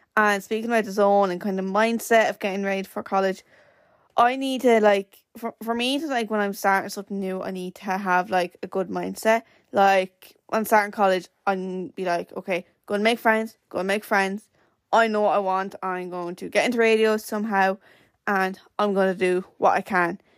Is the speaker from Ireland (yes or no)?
yes; Wexford, Leinster, Ireland; we're from Wexford